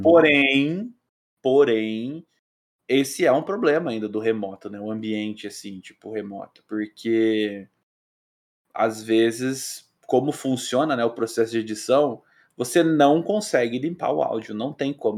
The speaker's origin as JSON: {"language": "Portuguese", "town": "Pitanga", "region": "Paraná", "country": "Brazil", "said": "eu sou de Pitanga, né, no interior do Paraná."}